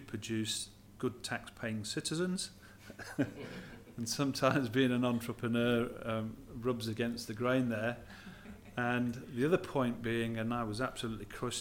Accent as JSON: {"language": "English", "town": "Blackpool", "region": "North West England", "country": "United Kingdom", "tie": "born or raised there", "moved": "yes", "lives_now": "Australia"}